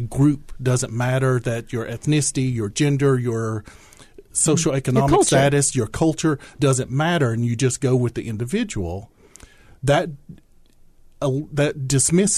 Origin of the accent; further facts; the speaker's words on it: southeastern Kentucky, United States; also born or lived in Langston, Oklahoma; I was born in Oklahoma, grew up in southeastern Kentucky.